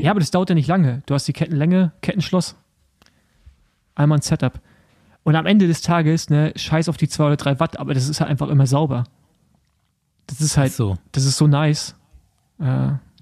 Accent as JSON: {"language": "German", "country": "Germany"}